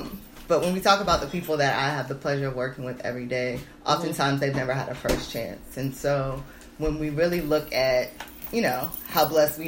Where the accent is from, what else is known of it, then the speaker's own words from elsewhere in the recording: Columbus, Ohio, United States; Columbus, Ohio.